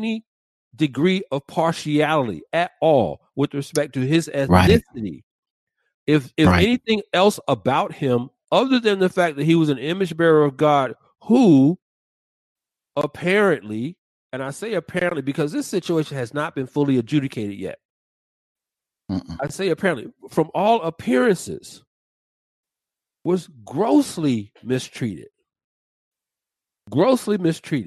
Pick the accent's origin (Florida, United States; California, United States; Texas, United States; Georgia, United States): Georgia, United States; Atlanta; my hometown of Atlanta